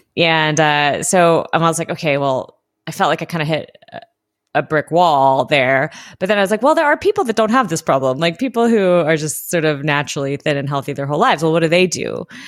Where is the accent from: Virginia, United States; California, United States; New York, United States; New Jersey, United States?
California, United States; Southern; I grew up in Southern California in the eighties and nineties